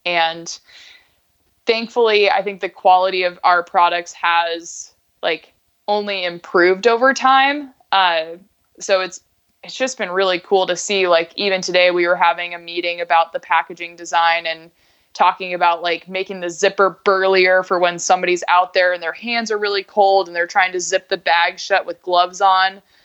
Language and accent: English; Alaska, United States; moved away as an adult; also born or lived in Bellingham / Colorado; I grew up in Alaska, went to school in Bellingham